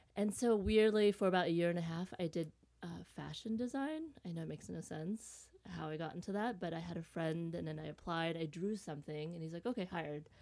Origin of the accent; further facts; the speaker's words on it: Vietnam; I was born in Vietnam